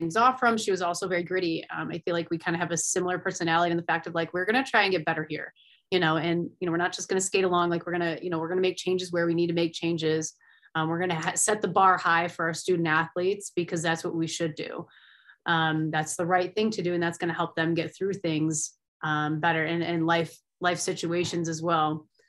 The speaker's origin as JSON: {"language": "English", "area": "Finger Lakes region", "region": "New York", "country": "United States", "tie": "born or raised there", "moved": "as an adult", "lives_now": "Colorado, United States", "said": "I grew up in the Finger Lake region"}